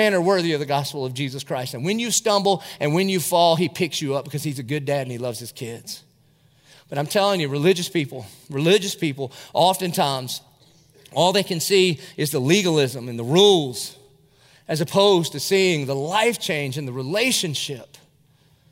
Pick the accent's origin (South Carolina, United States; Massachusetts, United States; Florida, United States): South Carolina, United States; Dillon; now in Jacksonville, United States; I was from Dillon, South Carolina. I was in the 10th grade